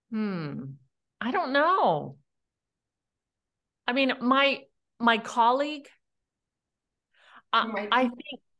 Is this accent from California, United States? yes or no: yes; California, United States; From California.